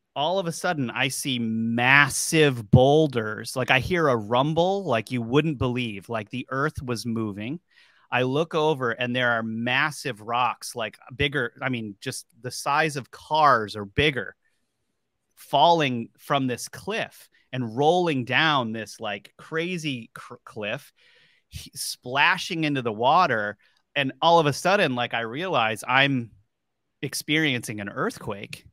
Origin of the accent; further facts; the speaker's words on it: Warwick, Rhode Island, United States; across the pond from the Bridgewater Triangle is basically where I grew up, you know, the, the Warwick area.